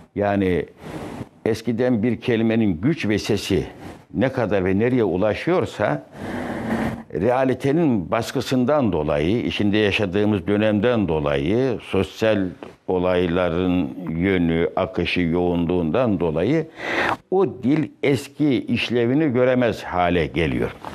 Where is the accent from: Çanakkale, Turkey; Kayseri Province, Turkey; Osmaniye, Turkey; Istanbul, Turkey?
Kayseri Province, Turkey; moved away; Kayseri'nin merkez bir köyünde Çevril veya Çivril adıyla alınan Orada doğdum